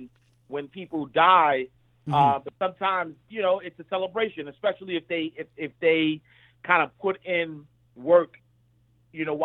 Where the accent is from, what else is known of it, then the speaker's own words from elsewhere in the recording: New York City, New York, United States; I'm just a kid from Harlem. I'm a kid from 129th Street and 8th Avenue. I grew up in the St. Nicholas Project